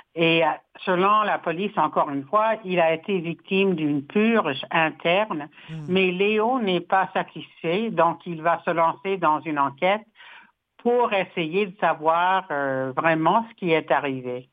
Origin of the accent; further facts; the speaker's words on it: Saskatchewan, Canada; moved away; je suis rentrée chez moi en Saskatchewan